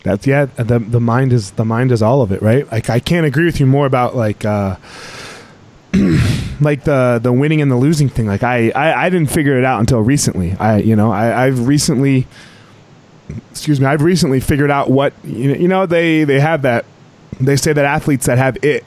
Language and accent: English; Colorado, United States; my home state of Colorado